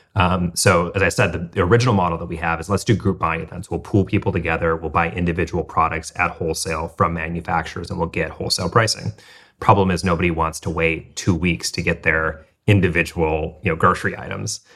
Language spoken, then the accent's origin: English; Midwest, United States; moved away; I grew up middle class in the Midwest